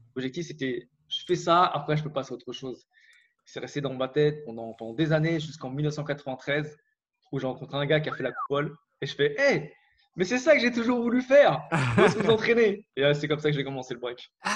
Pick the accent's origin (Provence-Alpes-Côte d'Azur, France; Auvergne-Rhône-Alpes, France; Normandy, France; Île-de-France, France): Île-de-France, France; Valenton; moved away as an adult; now in Montreal, Canada; je viens de, Créteil à la base. En fait, je viens d'à côté de Créteil, de Valenton